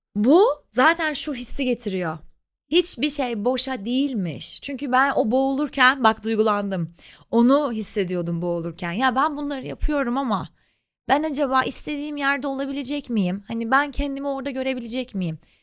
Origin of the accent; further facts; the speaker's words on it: Ankara, Turkey; moved away as an adult; now in Istanbul, Turkey; ben İstanbul'da ailem yok, ben Ankaralıyım.